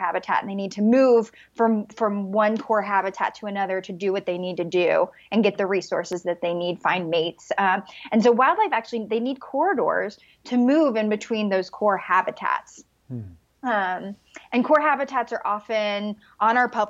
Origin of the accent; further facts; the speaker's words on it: Mississippi, United States; now in Boulder, United States; I'm from Mississippi, which is fairly rural, but like in Colorado, I live in Boulder